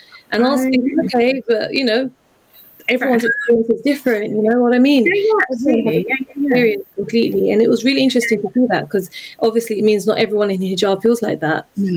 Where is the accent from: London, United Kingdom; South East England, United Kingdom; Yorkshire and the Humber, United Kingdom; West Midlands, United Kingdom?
London, United Kingdom; I'm a Londoner